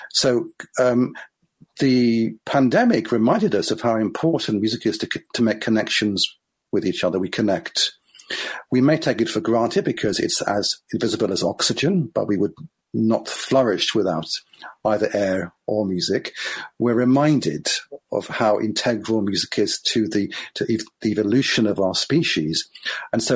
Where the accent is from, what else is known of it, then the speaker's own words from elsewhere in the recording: Israel; I grew up in Israel